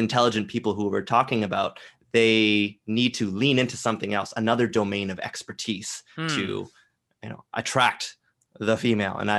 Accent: Canada; as a Canadian

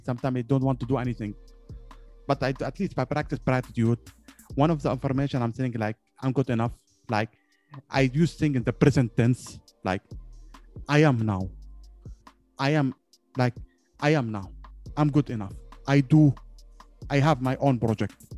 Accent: Yemen; I'm from Yemen

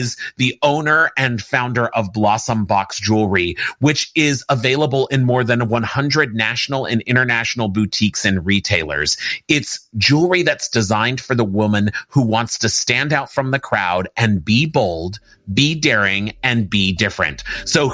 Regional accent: Los Angeles, California, United States; I grew up on the Universal lot here in Hollywood, California.

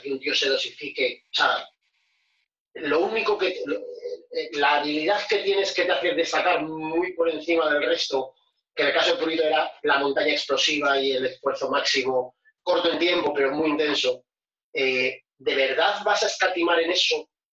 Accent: Santander, Cantabria, Spain; nos vamos a mi pueblo, nos vamos a Santander.

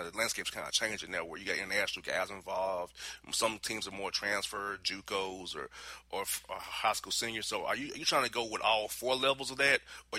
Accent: Atlanta, Georgia, United States; growing up in Atlanta

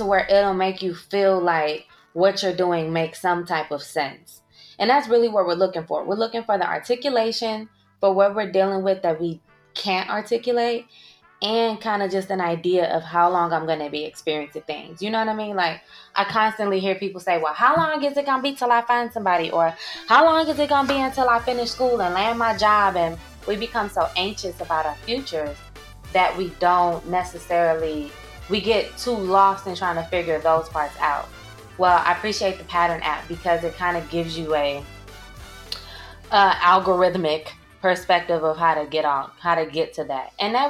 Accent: St. Louis, Missouri, United States; born there; I was born at 3:56 p.m. and I was born in St. Louis, Missouri.

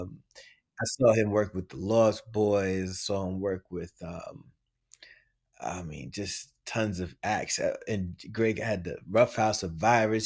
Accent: New York City, New York, United States; I'm from the Bronx.

